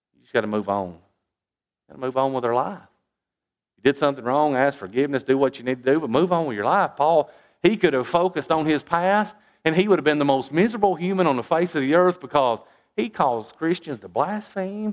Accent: United States; as an American

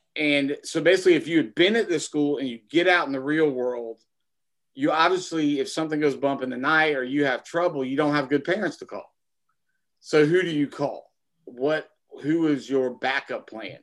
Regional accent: United States; I was born in America in in mm-hmm. twenty uh, in nineteen seventy six

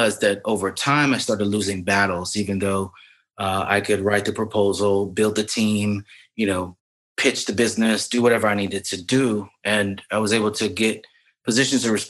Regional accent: Lexington, South Carolina, United States; moved away as an adult; also born or lived in Hampton, Virginia; now in Brooklyn, United States; I was born and raised in Lexington, South Carolina, a very small town right outside of Columbia, South Carolina

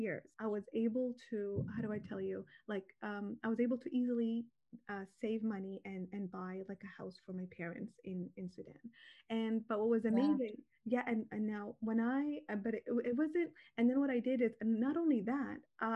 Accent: Toronto, Ontario, Canada; So I was raised here in Toronto, Canada, and I went to school here

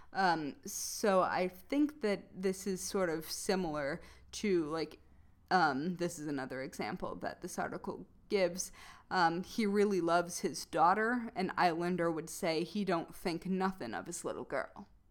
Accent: Midwest, United States; accent: Midwestern; my Midwestern accent's pretty heavy

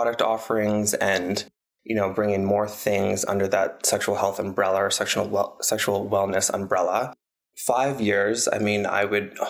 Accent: Calgary, Alberta, Canada; growing up in Calgary

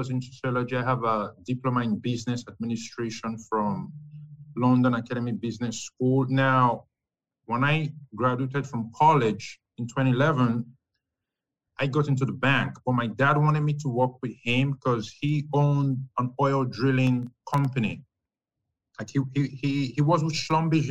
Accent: Nigeria; moved away as an adult; also born or lived in New York City, United States / Europe / Canada; now in Florida, United States; I'm from West Africa, Nigeria specifically

